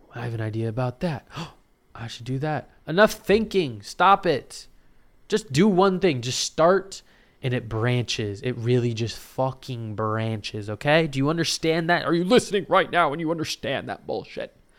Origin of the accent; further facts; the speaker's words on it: Lake Oswego, Oregon, United States; I grew up in Lake Oswego